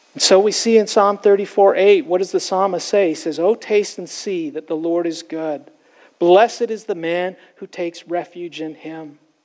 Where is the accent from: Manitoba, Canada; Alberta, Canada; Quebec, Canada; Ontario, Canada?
Ontario, Canada; Toronto; I grew up in Toronto, Canada.